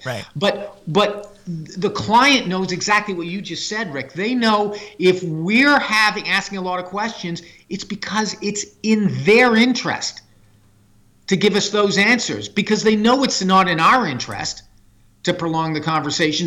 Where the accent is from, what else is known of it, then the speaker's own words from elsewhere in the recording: Canada; I'm a Canadian human resources leader